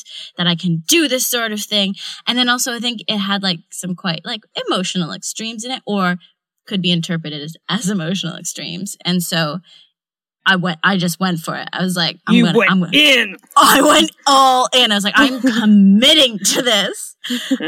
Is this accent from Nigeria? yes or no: no; Canada; now in London, United Kingdom; I'm not American, I'm Canadian